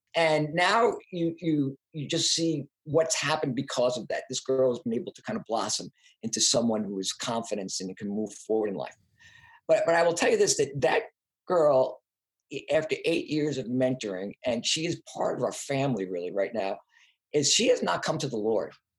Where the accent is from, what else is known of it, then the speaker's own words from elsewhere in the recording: Long Island, New York, United States; also born or lived in Brooklyn, New York; I was from New York, from Long Island. I went to high school in Brooklyn, back when Brooklyn was Brooklyn